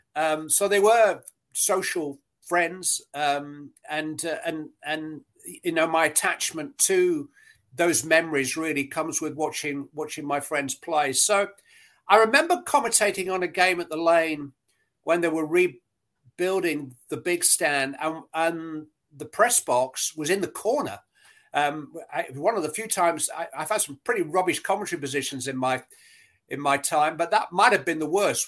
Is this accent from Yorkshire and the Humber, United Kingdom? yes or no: no; Bury, North West England, United Kingdom; moved away as an adult; also born or lived in Nottingham; I grew up in Bury